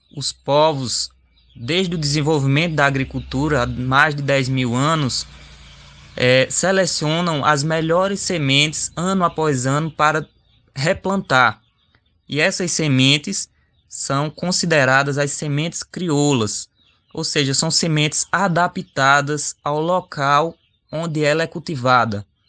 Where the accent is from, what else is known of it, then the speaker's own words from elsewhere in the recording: Xukuru do Ororubá, Pernambuco, Brazil; jovem indígena chucuru do Ororubá